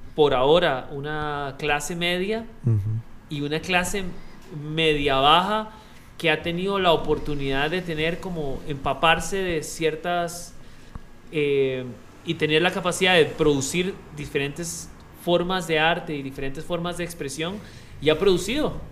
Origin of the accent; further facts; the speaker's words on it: Costa Rica; como ticos